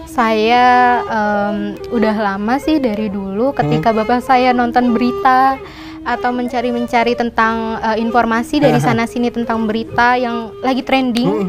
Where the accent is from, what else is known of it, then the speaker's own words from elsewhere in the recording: Bali, Indonesia; Itu yang membuat saya kayak gue bangga banget jadi orang Bali.